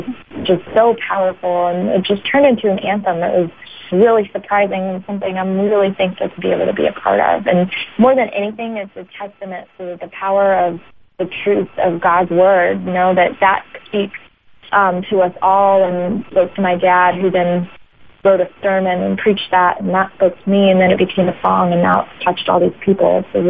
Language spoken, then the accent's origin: English; Ohio, United States; also born or lived in Alabama / Florida; Yes, I was born in Ohio and kind of moved around, lived there and in Alabama and then in Florida.